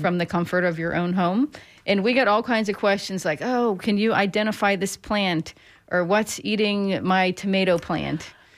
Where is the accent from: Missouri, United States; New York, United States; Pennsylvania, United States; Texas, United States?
Pennsylvania, United States; now in Florida, United States; where I grew up in Pennsylvania